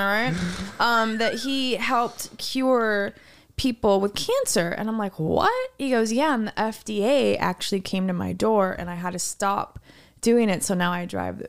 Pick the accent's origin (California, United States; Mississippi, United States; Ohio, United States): California, United States; Los Angeles; We said LA.